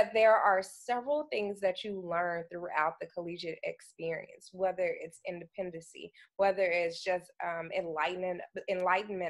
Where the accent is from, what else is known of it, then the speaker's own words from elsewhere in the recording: Dallas, Texas, United States; I'm from Dallas, Texas